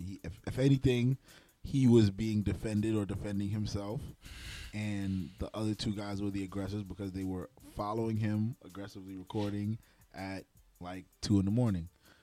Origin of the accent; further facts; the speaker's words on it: New York City, New York, United States; we New Yorkers. We're all New Yorkers. Yeah. And I'm from Brooklyn.